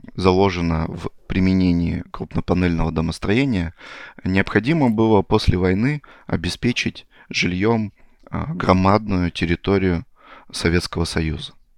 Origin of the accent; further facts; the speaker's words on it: Chelyabinsk Oblast, Russia; moved away as an adult; also born or lived in Zlatoust; now in Moscow, Russia; я родом там с Челябинской области